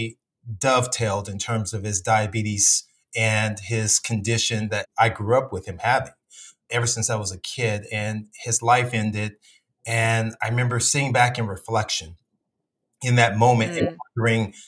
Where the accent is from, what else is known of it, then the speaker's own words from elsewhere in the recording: Compton, California, United States; moved away as an adult; also born or lived in South Central LA / Alabama; growing up in Compton